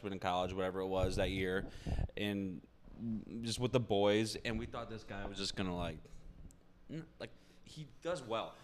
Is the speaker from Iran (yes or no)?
no; Naperville, Illinois, United States; in my hometown, Naperville, Illinois. That's where I grew up